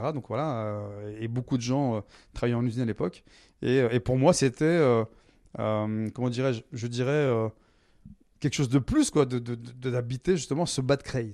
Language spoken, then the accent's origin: French; Creil, Hauts-de-France, France; also born or lived in Nogent-sur-Oise; j'ai grandi dans l'Oise, je suis né à Creil